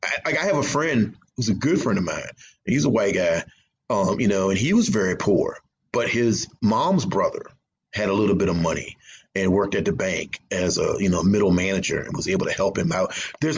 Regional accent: the South, United States; I think the South, growing up in the South, like I said before, I love the South. I'm not ashamed to be from the South.

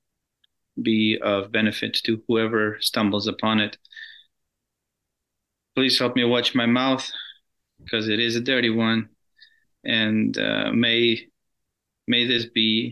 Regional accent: Russia; moved away; I grew up in Russia.

